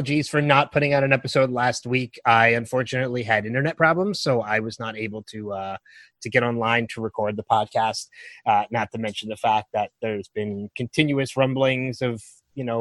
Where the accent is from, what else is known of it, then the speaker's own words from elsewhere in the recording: Philadelphia, Pennsylvania, United States; I was from Philly